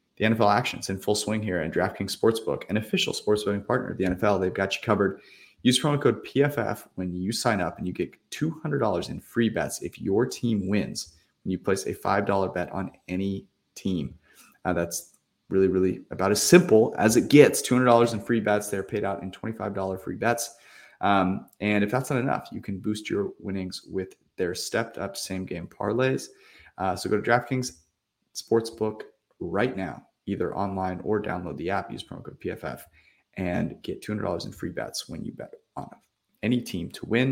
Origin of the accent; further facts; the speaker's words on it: Bay Area, California, United States; I grew up in the Bay Area